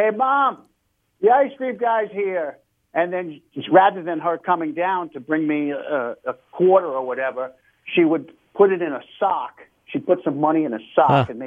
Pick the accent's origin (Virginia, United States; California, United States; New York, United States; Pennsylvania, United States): New York, United States; New York City; moved away as an adult; now in Los Angeles, United States; I was born near Featherbed Lane, Shakespeare Avenue, over, I guess it's the West Bronx, Southwest Bronx